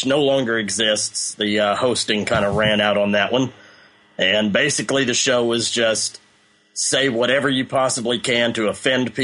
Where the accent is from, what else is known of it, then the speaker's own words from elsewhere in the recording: Southern Illinois, United States; Southern Illinois